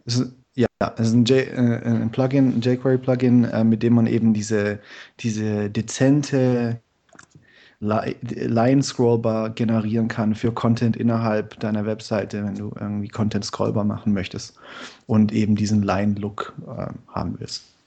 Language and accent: German; Stuttgart, Baden-Württemberg, Germany; ich bin aus Stuttgart. Ich arbeite momentan in Karlsruhe